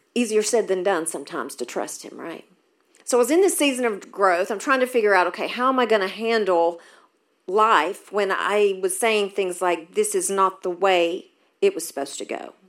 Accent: Maryville, United States; moved away; I was raised in Maryville, so this is awesome to be back in my hometown

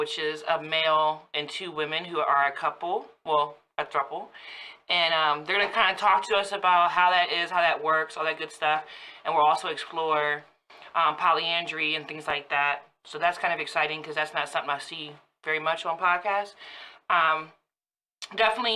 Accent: Woodbridge, Virginia, United States; born or raised there

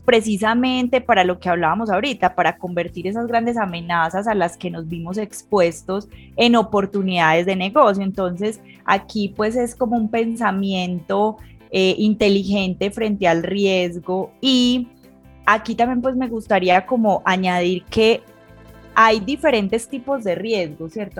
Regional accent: Colombia; aquí en mi país, en Colombia

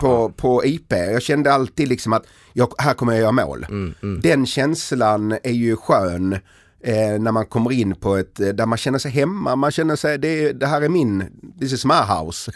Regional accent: Helsingborg, Skåne, Sweden; moved away; jag kom från Helsingborg

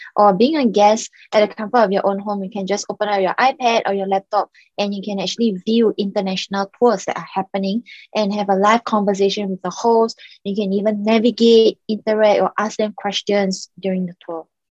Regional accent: Singapore; also born or lived in Macau; I was actually born in Macau and I grew up in Singapore

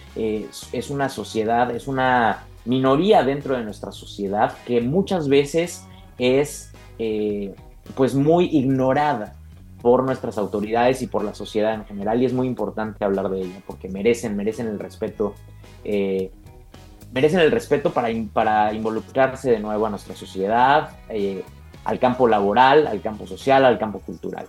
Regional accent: Mexico; como buenos mexicanos demócratas

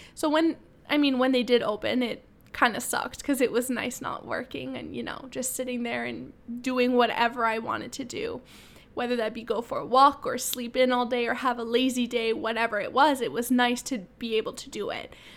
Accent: Ottawa, Ontario, Canada; moved away as an adult; now in London; I'm from Ottawa

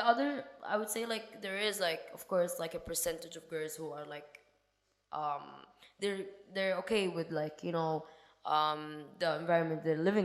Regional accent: Sudan; I am not originally from there. I am from Sudan, Africa. And to be honest, I would say we're more open-minded, and like it's a Muslim country, of course, but the people are more open-minded.

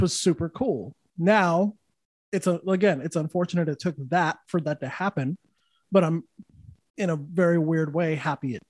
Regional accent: Santa Fe, New Mexico, United States; also born or lived in Los Angeles / Austin / Louisiana; now in Florida, United States; I'm from Santa Fe, New Mexico. That's like woke central, dude. Like it's, yeah. So I understand that woke mentality. I grew up with it

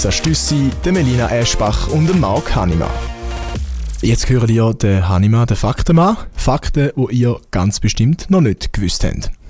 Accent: Switzerland; Ich bin halt Schweizer, was soll ich?

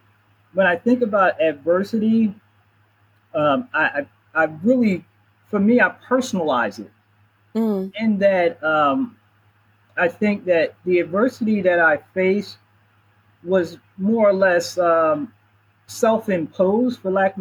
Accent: Philadelphia, Pennsylvania, United States; I'm born and raised in Philadelphia, so I'm strongly connected here

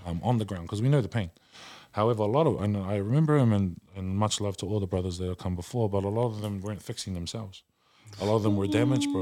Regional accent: Auckland, New Zealand; I am, uh, half caste from South Oakland and we weren't raised the same way

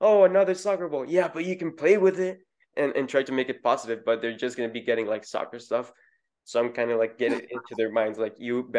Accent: El Salvador; first language Spanish; English is a second language; also born or lived in Florida; now in United States; I'm from El Salvador. You know, it's a country that's really passionate about sports.

